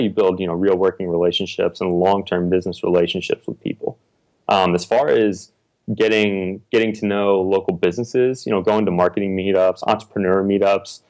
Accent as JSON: {"language": "English", "region": "Texas", "country": "United States", "also_born_or_lived": "Indiana", "moved": "yes", "lives_now": "Austin, United States", "said": "I'm from Texas originally, so I was living up in Indiana"}